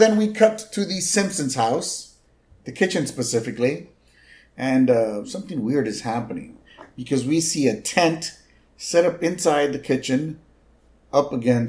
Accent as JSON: {"language": "English", "region": "Texas", "country": "United States", "said": "when I was in the Army, I was surrounded by non-Texans."}